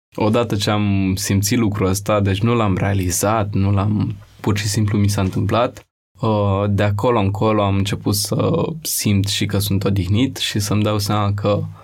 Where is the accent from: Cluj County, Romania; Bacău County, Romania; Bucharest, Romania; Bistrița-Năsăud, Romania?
Bucharest, Romania; Am crescut în Rahova